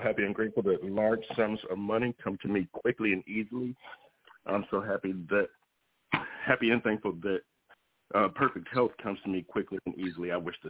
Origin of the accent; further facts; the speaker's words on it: Georgia, United States; now in Oregon, United States; I do a lot of things out of Georgia because I'm from Georgia. I live in Oregon.